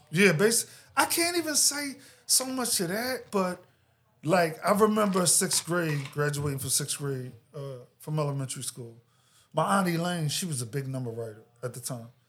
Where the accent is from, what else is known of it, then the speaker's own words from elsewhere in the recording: Philadelphia, Pennsylvania, United States; I grew up in Philadelphia